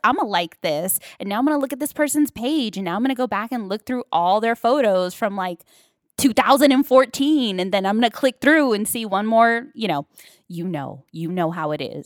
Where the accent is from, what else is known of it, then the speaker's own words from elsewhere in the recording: Long Beach, California, United States; now in Los Angeles, United States; I'm from Paramount, North Long Beach, Compton.